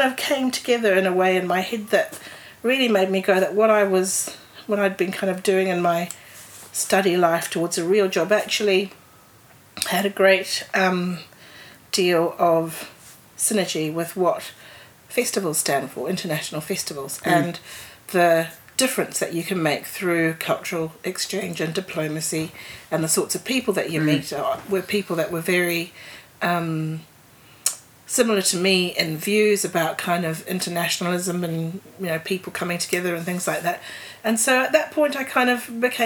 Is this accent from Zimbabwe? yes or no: yes; Zimbabwe; moved away as an adult; now in New Zealand; I had a New Zealand mother, but I grew up in Zimbabwe in Africa, and I came here when I was 19